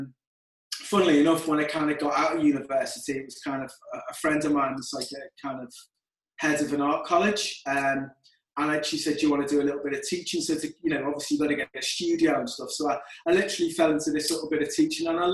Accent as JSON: {"language": "English", "town": "Liverpool", "region": "North West England", "country": "United Kingdom", "tie": "born or raised there", "accent": "Scouse", "said": "Born and raised in Liverpool. Was there all my life."}